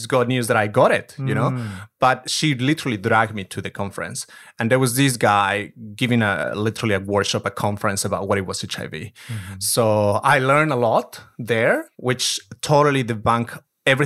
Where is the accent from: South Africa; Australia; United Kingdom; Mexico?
Mexico; So I'm not originally from Mexico City, which is the capital of the country. I'm from the countryside, if we can call it. So I'm a country girl.